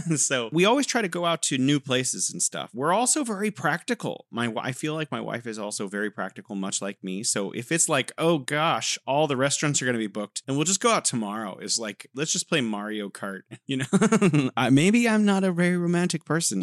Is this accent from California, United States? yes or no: yes; California, United States; now in Wuhan, China